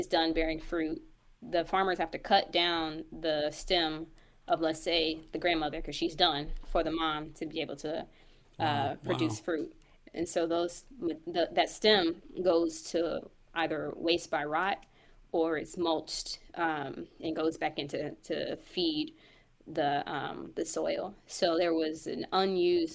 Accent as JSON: {"language": "English", "town": "Kansas City", "country": "United States", "also_born_or_lived": "St. Louis, Missouri", "said": "I'm from Kansas City, but we're based in St. Louis"}